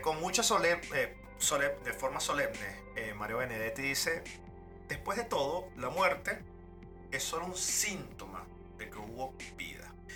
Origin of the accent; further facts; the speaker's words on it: Venezuela; moved away; yo soy un venezolano